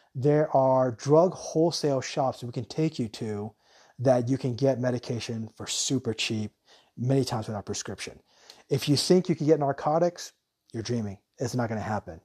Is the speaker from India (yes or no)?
no; United States; now in Thailand